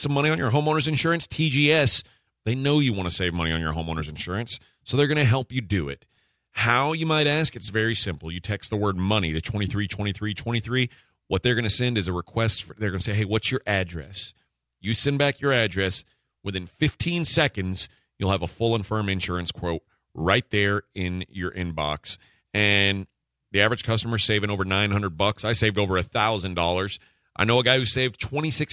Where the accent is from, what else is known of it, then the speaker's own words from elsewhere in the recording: Brazoria County, Texas, United States; when I was a kid, growing up in Brazoria County